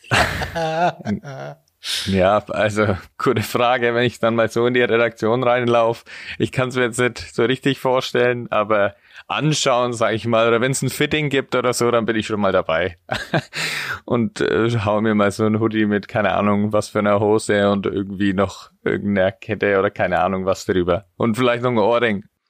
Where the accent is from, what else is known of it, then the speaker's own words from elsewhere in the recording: Spalt, Bavaria, Germany; ich komme aus Franken